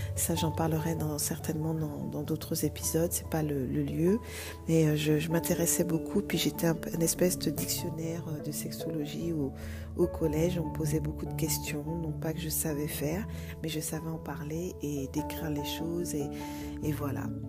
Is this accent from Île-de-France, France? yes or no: yes; Vigneux-sur-Seine, Île-de-France, France; also born or lived in Martinique; j'ai grandi en France, en région parisienne, dans une ville qui s'appelle Vigneux-sur-Seine, dans le 91